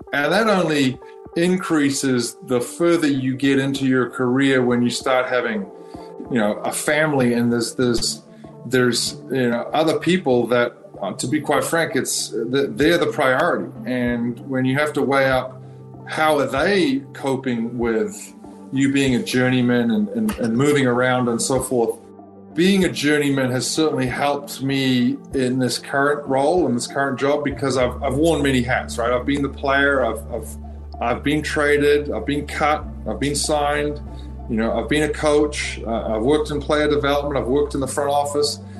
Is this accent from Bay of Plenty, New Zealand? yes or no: no; North Shore, Auckland, New Zealand; growing up on the North Shore